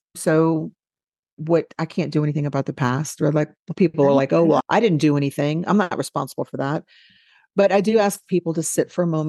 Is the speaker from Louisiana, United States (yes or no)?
yes; New Orleans, Louisiana, United States; I am from New Orleans, and I am white.